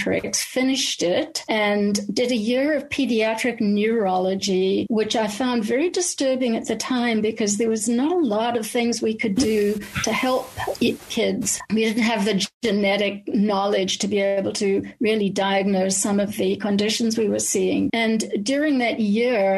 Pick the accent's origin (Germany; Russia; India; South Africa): South Africa; Cape Town, Western Cape; accent: Cape Town, South African; moved away as an adult; also born or lived in Pretoria, South Africa; now in Canada; I grew up in Cape Town